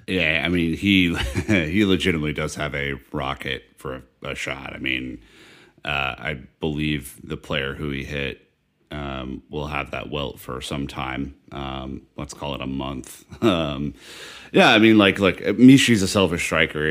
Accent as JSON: {"language": "English", "country": "United States", "said": "I'm, I'm American"}